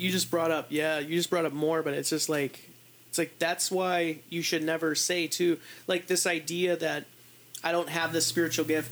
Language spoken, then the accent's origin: English; United States; I'm an American